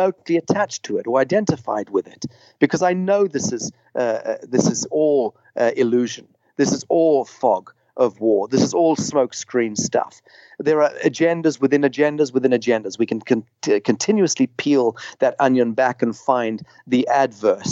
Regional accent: Zimbabwe; I grew up in Rhodesia

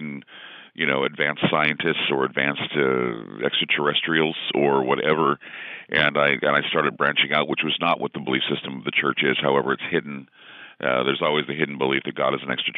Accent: Utah, United States; I grew up in Utah, of course, and you're Mormon until proven otherwise.

